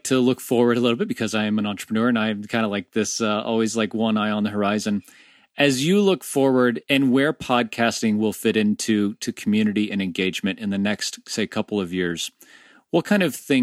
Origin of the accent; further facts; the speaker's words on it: Orlando, Florida, United States; I'm an Orlando native as well. One of the very few people born and bred in Orlando